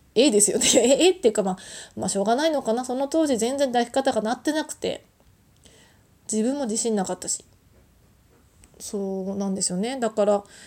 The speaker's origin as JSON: {"language": "Japanese", "region": "Tohoku", "country": "Japan", "tie": "born or raised there", "moved": "yes", "said": "出身が東北なので"}